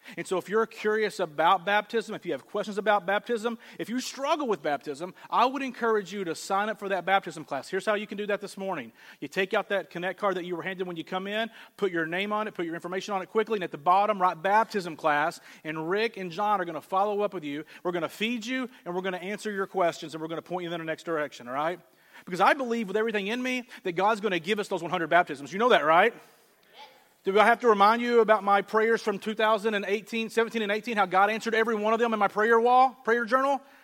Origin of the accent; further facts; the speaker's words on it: the South, United States; moved away; I grew up in the South